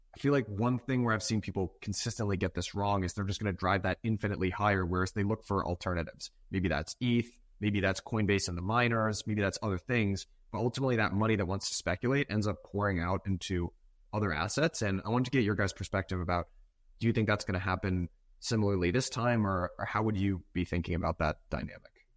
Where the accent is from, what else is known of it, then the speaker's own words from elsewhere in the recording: Massachusetts, United States; I grew up in Massachusetts.